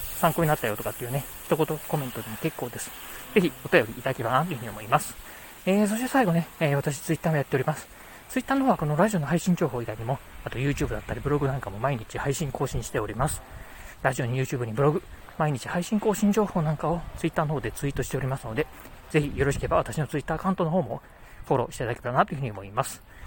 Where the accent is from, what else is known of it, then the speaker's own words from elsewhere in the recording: Kochi, Japan; moved away; 地元高知、うん、何もないところではあるんですけど、まあ、私にとってはですね、生まれ育った街